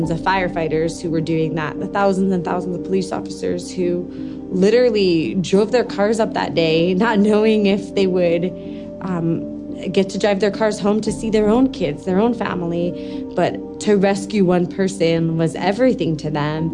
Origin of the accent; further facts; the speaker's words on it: Long Island, New York, United States; moved away; I grew up on Long Island, New York, just miles outside of New York City